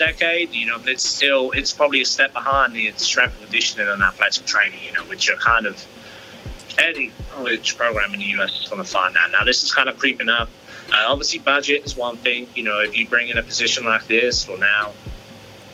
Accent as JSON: {"language": "English", "region": "London", "country": "United Kingdom", "tie": "born or raised there", "moved": "yes", "lives_now": "Texas, United States", "said": "growing up in London, was a big soccer guy"}